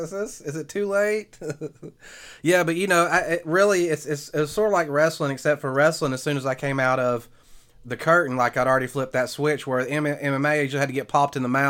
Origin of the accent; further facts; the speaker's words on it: the South, United States; I grew up in the South